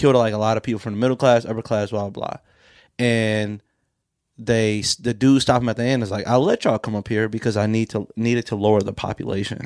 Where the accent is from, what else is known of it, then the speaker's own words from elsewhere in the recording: Pontiac, Michigan, United States; my hometown of Pontiac